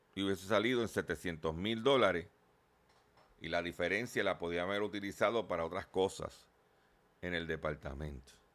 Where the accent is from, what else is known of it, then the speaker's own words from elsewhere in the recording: Lares, Puerto Rico; allá en mi pueblo de Lare